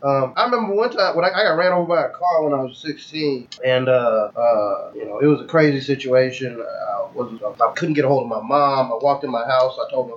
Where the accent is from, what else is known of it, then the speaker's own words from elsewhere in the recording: the South, United States; accent: Southern; I'm from the south. My southern accent is gutter as fuck.